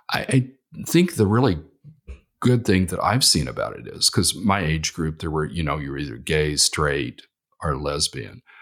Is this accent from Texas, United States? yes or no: yes; Texas, United States; because I came from Texas, uh, which is very conservative now